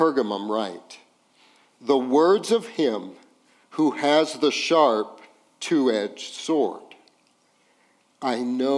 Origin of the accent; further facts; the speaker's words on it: Los Alamos, New Mexico, United States; moved away as an adult; also born or lived in Las Cruces, New Mexico / New Orleans, Louisiana; now in Midland, United States; I grew up in a town called Los Alamos, New Mexico